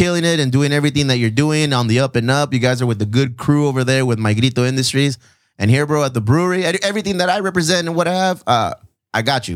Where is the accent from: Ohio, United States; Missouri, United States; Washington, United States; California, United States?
California, United States; Chula Vista; We're, we're from Chula Vista. We're from South San Diego